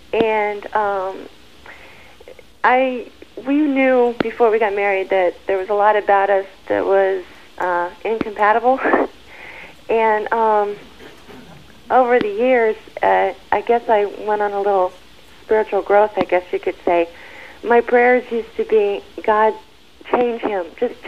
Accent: Maryland, United States; I'm from Maryland.

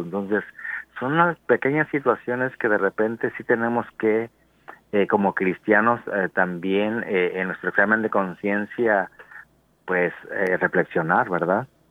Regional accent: Mexico; moved away as an adult; also born or lived in United States; como todo mexicano decía, bueno, yo voy por seis meses y me regreso

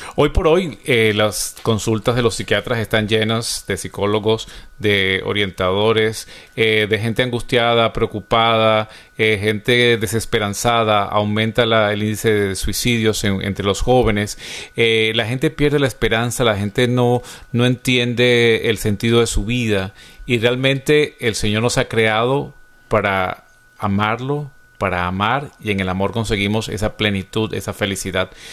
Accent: Venezuela; en mi país, Venezuela

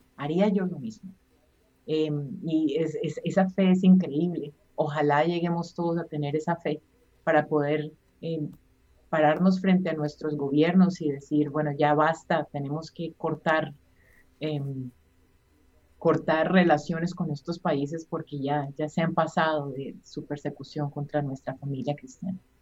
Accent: Colombia; yo soy colombiana

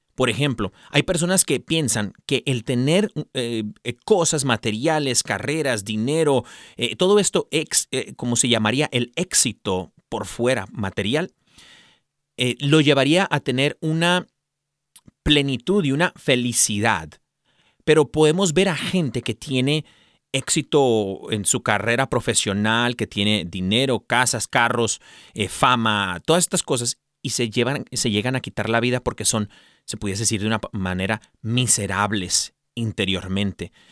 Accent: San Diego, California, United States; also born or lived in Tijuana, Mexico; nací en los Estados Unidos, pero mis papás son mexicanos. Eh, bendito sea Dios que nunca perdí el, español, gloria a Dios. Eh, y gracias a mis padres también que nos lo inculcaron, ¿no? Siempre el español en casa, pero, pues en San Diego, California, me crié yo ahí en Tijuana y San Diego.

